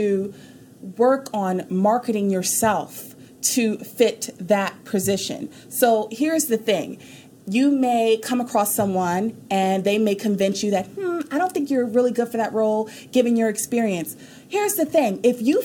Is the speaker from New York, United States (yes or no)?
yes; New York, United States; also born or lived in Houston, Texas; now in Dallas, United States; I'm from New York